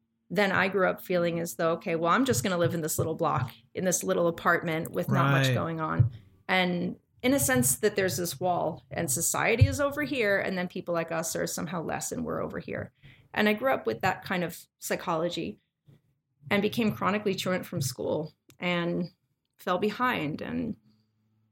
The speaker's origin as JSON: {"language": "English", "town": "New York City", "region": "New York", "country": "United States", "tie": "born or raised there", "moved": "yes", "lives_now": "Memphis, United States", "said": "I was born in the Bronx. I was raised by parents"}